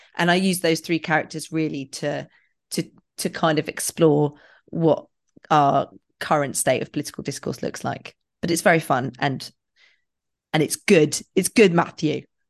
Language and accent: English; England, United Kingdom; I'm so English